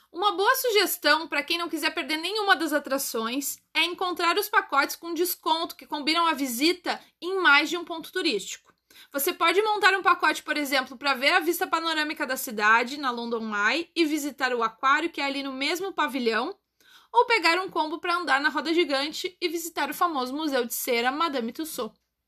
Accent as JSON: {"language": "Portuguese", "town": "Porto Alegre", "region": "Rio Grande do Sul", "country": "Brazil", "tie": "born or raised there", "said": "Eu nasci no Brasil, na cidade de Porto Alegre. E hoje em dia eu sou uma cidadã do mundo"}